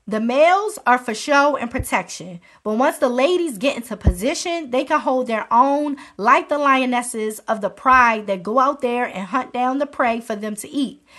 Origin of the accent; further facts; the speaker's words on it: Maryland, United States; my home state of Maryland